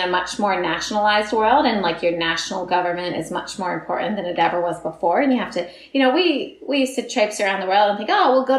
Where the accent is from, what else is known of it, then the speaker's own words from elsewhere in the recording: Philadelphia, Pennsylvania, United States; moved away as an adult; also born or lived in California; now in Noosa, Australia; No, I grew up in Philadelphia on the East Coast, and then after university, I moved to California, and I was there for like 10, 15 years